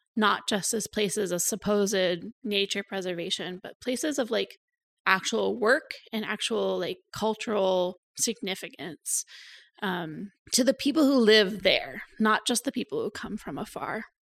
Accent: Cooksburg, Pennsylvania, United States; moved away as an adult; also born or lived in Saskatchewan, Canada; now in Canada; So I'm American originally. I grew up in rural Western Pennsylvania in Cooksburg, Pennsylvania

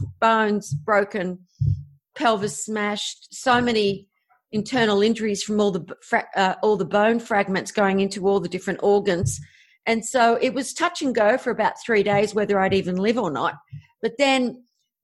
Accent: Australia; obviously I'm Australian.

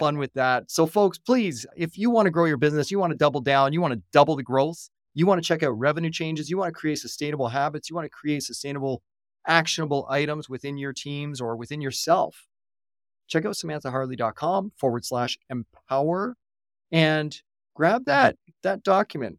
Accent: Canada; I'm a Canadian

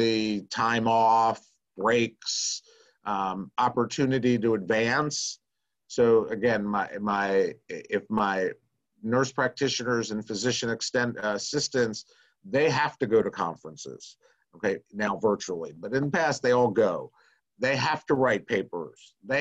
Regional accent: Nashville, Tennessee, United States; I'm from Nashville. I live in Nashville, Tennessee

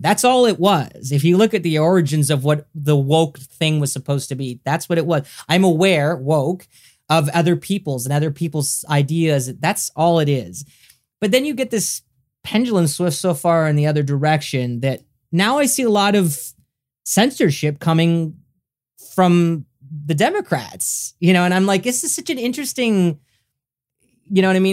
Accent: Canada; also born or lived in Los Angeles, United States; I'm a Canadian, I live in Canada and, and I lived in America for a few years

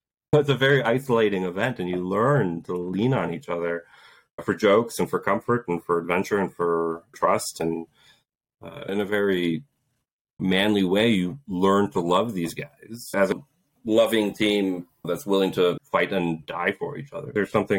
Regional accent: Poland; born there; I was born in Poland right when martial law happened back in the early 80s.

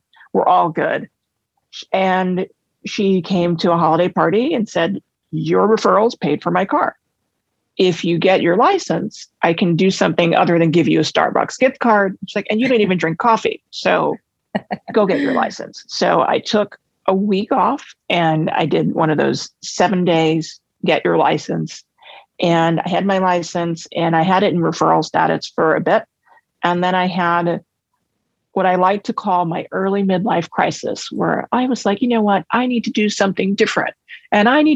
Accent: New York City, New York, United States; I was born and raised in Manhattan

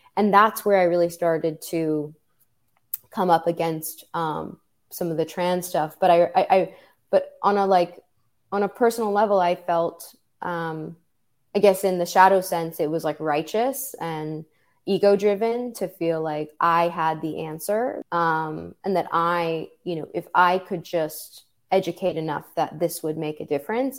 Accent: New York City, New York, United States; I'm, I'm originally from New York City

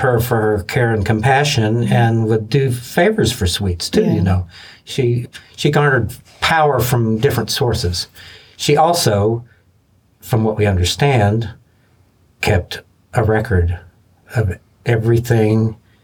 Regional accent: Lexington, Kentucky, United States; born or raised there

